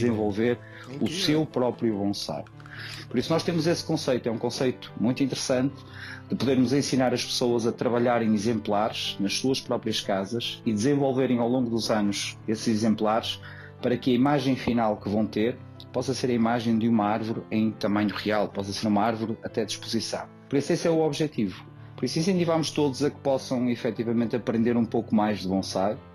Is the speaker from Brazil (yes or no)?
no; Porto, Norte, Portugal; sou natural do Porto